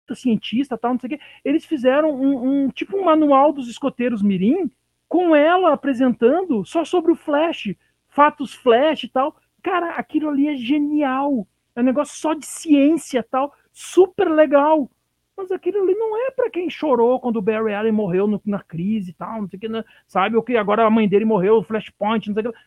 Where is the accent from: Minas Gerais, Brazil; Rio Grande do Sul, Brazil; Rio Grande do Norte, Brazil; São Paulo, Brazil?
Rio Grande do Sul, Brazil; moved away; de onde eu vim, né, que é do Rio Grande do Sul.